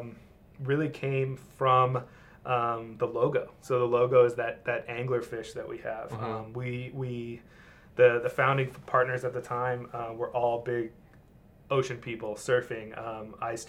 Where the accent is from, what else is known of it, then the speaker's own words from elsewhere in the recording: Mission Viejo, California, United States; also born or lived in Los Angeles; I'm born and raised Orange County. I grew up in Mission Viejo